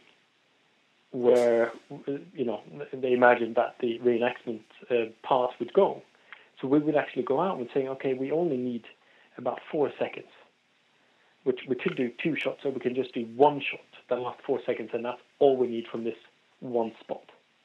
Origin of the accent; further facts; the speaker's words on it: Norway; moved away as an adult; also born or lived in London; I'm from Norway originally